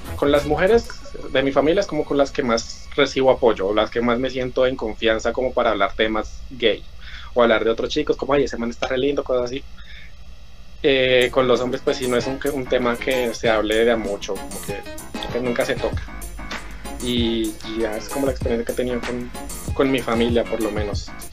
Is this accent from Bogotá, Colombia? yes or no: yes; Bogotá, Colombia; yo soy de Bogotá